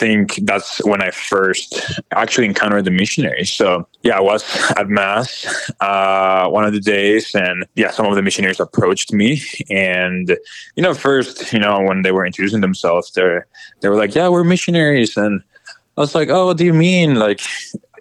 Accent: Nicaragua; moved away as an adult; now in Miami, United States; I am originally from Nicaragua. So I was born and raised there in a very Catholic household when, growing up, and I was there until I was 19

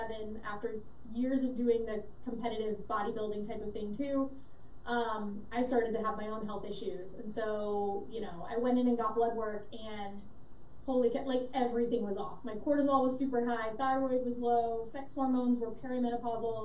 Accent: South Florida, United States; So born and raised in South Florida, I still live here now

